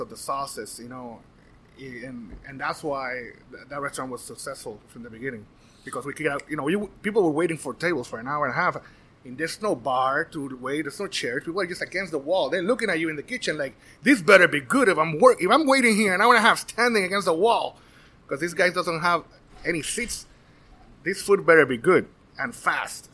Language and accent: English; Puerto Rico; now in Florida, United States; born and raised in Puerto Rico.